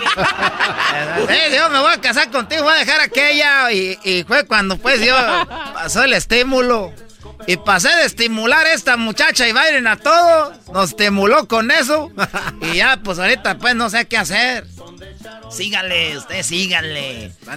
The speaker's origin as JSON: {"language": "Spanish", "region": "Michoacán", "country": "Mexico", "said": "soy pues de Michoacán"}